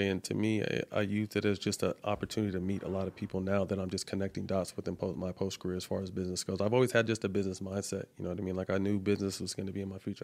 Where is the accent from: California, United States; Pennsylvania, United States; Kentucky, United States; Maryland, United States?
California, United States; Sacramento; now in Los Angeles, United States; Seven Leaves up in Sacramento in my hometown